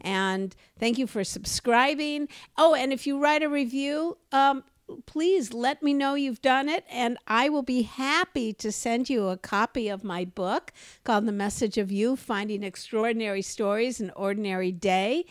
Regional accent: Los Angeles, California, United States; I grew up growing up in Los Angeles

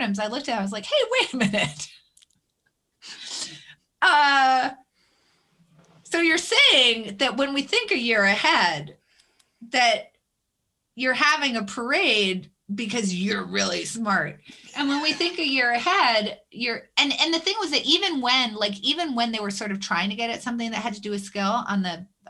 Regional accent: Concord, New Hampshire, United States; I grew up in New Hampshire

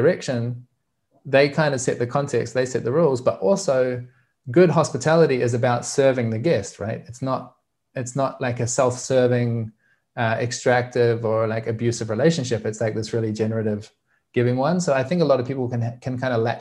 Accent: New Zealand; I grew up in Aotearoa, New Zealand

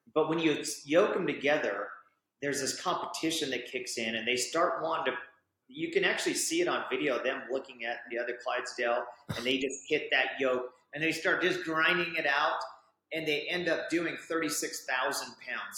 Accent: Orem, Utah, United States; I grew up right here in Orem, Utah

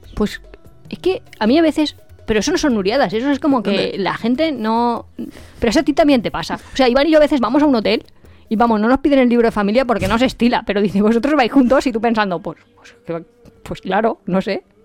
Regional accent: Spain; somos españoles

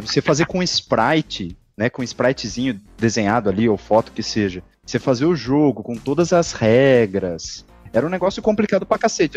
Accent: interior of São Paulo, Brazil; Eu sou do interior de São Paulo

